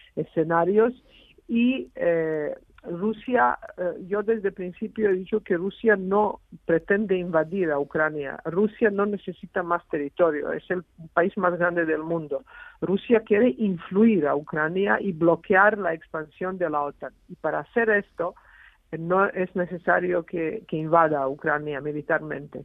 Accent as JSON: {"language": "Spanish", "country": "Serbia", "tie": "born or raised there", "moved": "yes", "lives_now": "Spain", "said": "soy española, porque vivo en España hace 25 años, pero he nacido en Serbia, en, la antigua Yugoslavia."}